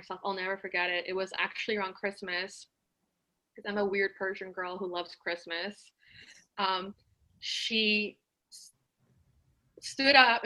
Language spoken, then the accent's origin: English; Los Angeles, California, United States; I'm Iranian. I was born in Encino, so I'm a Valley girl as well.